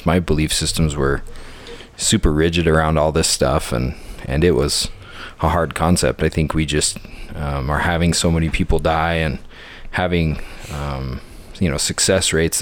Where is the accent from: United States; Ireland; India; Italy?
United States; Orem, Utah; I grew up in Orem, Utah, in Utah County